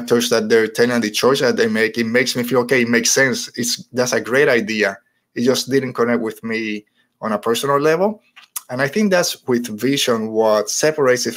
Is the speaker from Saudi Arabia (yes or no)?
no; Puerto Rico; now in United States; as a Puerto Rican, growing up in Puerto Rico, now in the United States